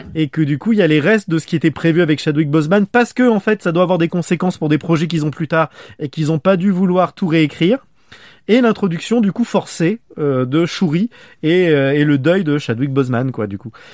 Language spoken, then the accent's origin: French; France; accent: French accent (in English); j'assume d'avoir un accent français